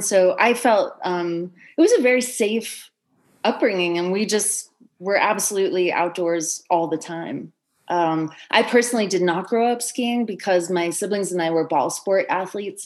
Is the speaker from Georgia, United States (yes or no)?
no; Orem, Utah, United States; moved away; I grew up in Orem, Utah, which is on the Wasatch Front under the shadow of an 11,000 foot mountain about one hour south of Salt Lake City